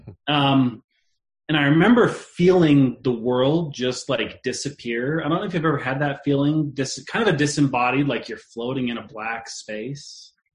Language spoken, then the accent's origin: English; West Jordan, Utah, United States; I actually grew up about 10 minutes or less from here over by the, uh, well, anyways, 10 minutes from where we're living now in West Jordan